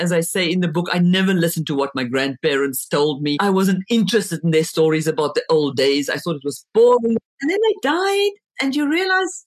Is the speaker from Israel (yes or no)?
no; South Africa; first language Afrikaans; English is a second language; moved away as an adult; now in France; my mother tongue, which is Afrikaans